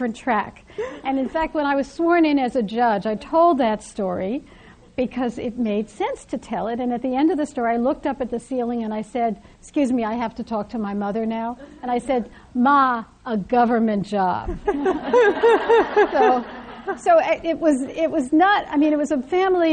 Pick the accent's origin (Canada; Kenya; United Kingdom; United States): United States; New York City, New York; I was born on the Lower East Side of Manhattan